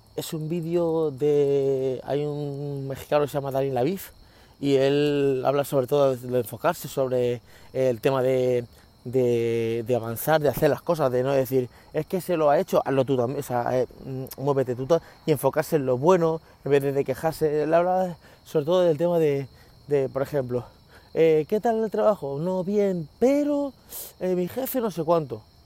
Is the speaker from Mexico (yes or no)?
no; Spain; los españoles comemos pan